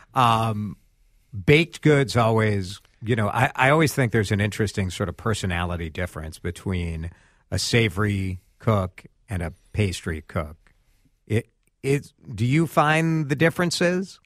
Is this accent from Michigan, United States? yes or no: no; Chicago, Illinois, United States; now in Minneapolis, United States; I'm from Chicago originally